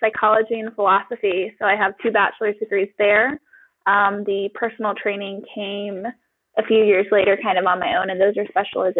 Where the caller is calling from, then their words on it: Davis, California, United States; Today I'm calling in from Davis. I live here with my husband and three brothers and three cats.